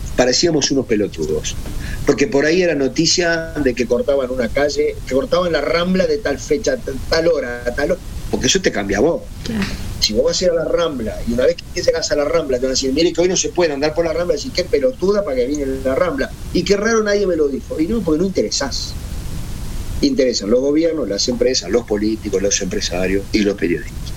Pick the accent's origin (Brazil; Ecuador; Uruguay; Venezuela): Uruguay